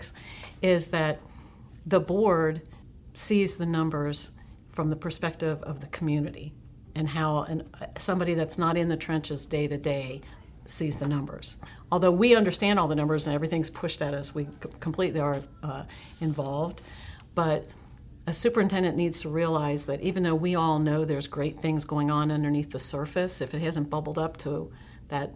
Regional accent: Cincinnati, Ohio, United States; moved away as an adult; now in Menomonee Falls, United States; I was born and raised in Ohio, Cincinnati, went to college at Miami University, lived in Ohio most of my adult life

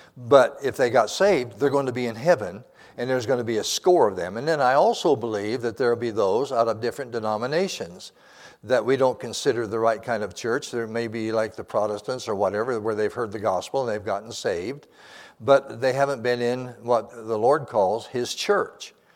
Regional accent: Montana, United States; moved away; I wasn't born there, but I was raised there in Montana.

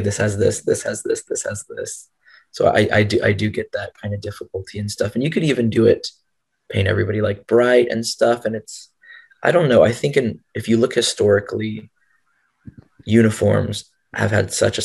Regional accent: the South, United States; I grew up in the South and everyone wears camo

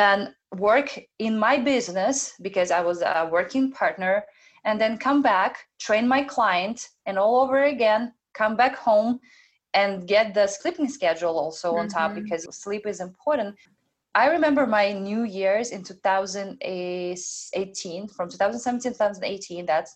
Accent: Belarus; moved away; I'm an immigrant as well. I was born in Belarus. I came here alone without any friends or parents

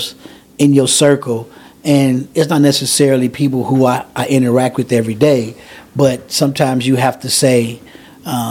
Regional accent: Chicago, Illinois, United States; I grew up in Chatham, and there was a lot of elderly people

